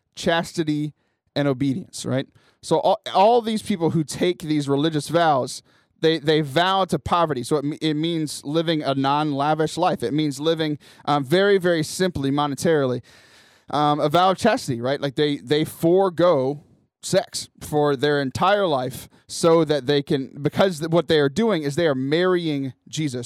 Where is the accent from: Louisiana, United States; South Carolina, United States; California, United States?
Louisiana, United States; Cajun; I'm Cajun